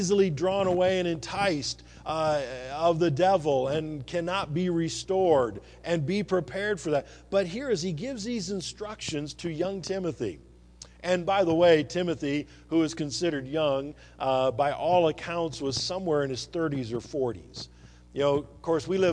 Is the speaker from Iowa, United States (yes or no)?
yes; eastern Iowa, United States; also born or lived in Louisiana; now in Montana, United States; when I grew up in Iowa